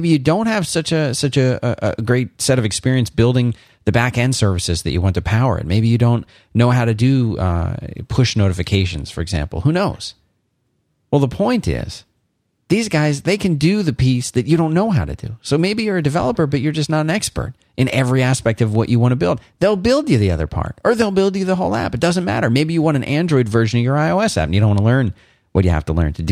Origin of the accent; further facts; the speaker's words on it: Philadelphia, Pennsylvania, United States; accent: Philadelphian Northeastern; moved away; also born or lived in Florida; I spent the first maybe third of my life in Philadelphia, and it was more than enough time for me to develop a Philadelphian Northeastern accent